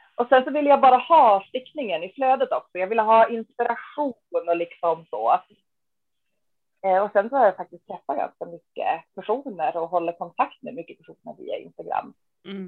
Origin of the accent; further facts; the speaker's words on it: Västerbotten County, Sweden; född och uppvuxen i Västerbotten och bor fortfarande här i östra Västerbotten